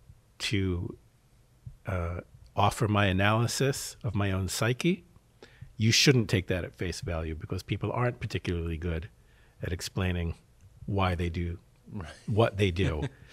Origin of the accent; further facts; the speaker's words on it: Philadelphia, Pennsylvania, United States; I grew up in Philadelphia.